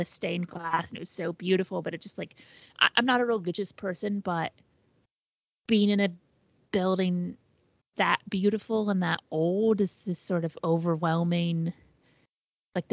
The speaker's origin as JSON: {"language": "English", "country": "United States", "said": "It's also just as an American"}